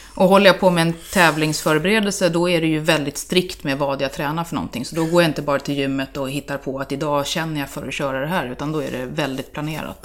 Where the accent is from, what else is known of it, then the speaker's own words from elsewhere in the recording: Täby, Stockholm County, Sweden; also born or lived in Örebro; jag är uppvuxen i Täby, ursprungligen